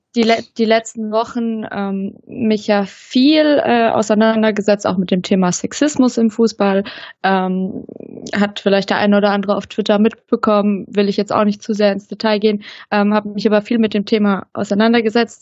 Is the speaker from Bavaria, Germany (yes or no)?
no; neighbouring village of Hoffenheim, Baden-Württemberg, Germany; now in Stuttgart, Germany; Ich komme ja ursprünglich, ähm, aus dem Nachbardorf von Hoffenheim